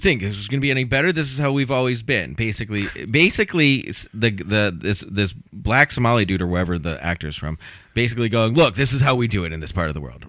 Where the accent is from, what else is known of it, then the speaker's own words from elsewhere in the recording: Connecticut, United States; moved away; My home state of Connecticut